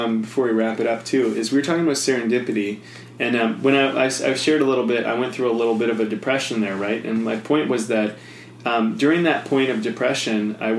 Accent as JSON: {"language": "English", "town": "Penticton", "region": "British Columbia", "country": "Canada", "said": "Penticton, actually, which is a nice little town."}